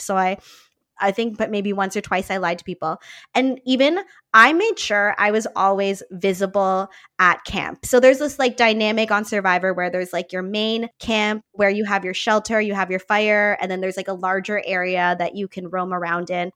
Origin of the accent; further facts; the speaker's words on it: Niagara Falls, Ontario, Canada; I grew up in Niagara Falls here in Canada